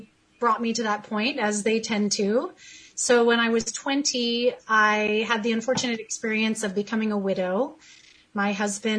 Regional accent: California, United States; I am born and raised in California

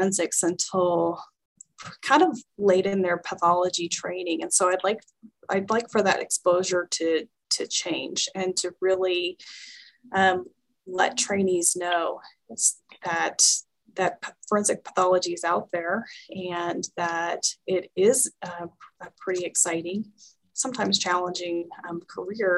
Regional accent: the South, United States; accent: Southern; moved away as an adult; also born or lived in Georgia; now in Albuquerque, United States; my Southern accent was really cute

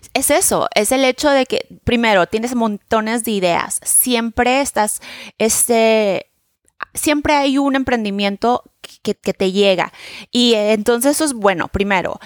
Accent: Mexico; now in New York, United States; vivo en Nueva York, soy de México

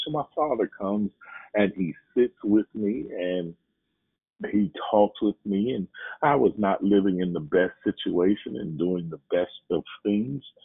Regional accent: Oakland, California, United States; moved away as an adult; also born or lived in Louisiana; I was born in Oakland, California, uh, went to school in Oakland, California, then went on to college in Louisiana

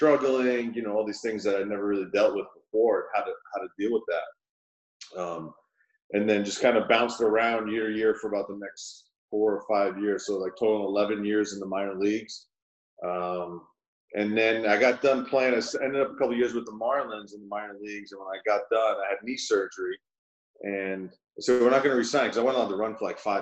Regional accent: New York City, New York, United States; moved away as an adult; also born or lived in Beaumont, Texas; I'm from New York City, from Queens

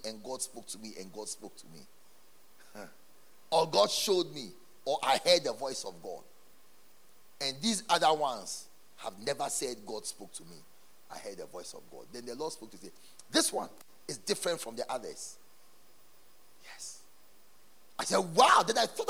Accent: Ghana; our country, Ghana

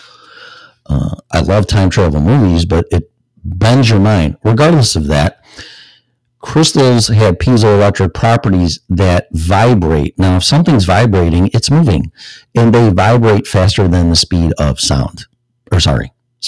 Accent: Illinois, United States; I'm from Illinois

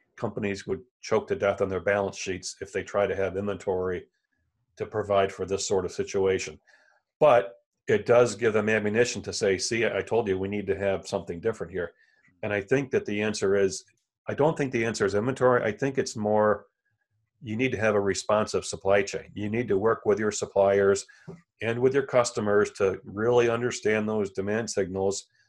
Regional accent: Elmira, New York, United States; moved away as an adult; also born or lived in Chicago area / Tennessee; now in Buffalo, United States; I'm from Elmira, which is central New York

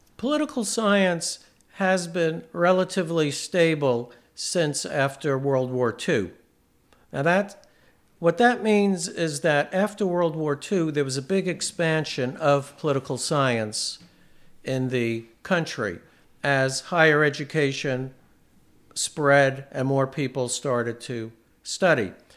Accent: New York, United States; I was born into, um, New York State, and I grew up in New York State.

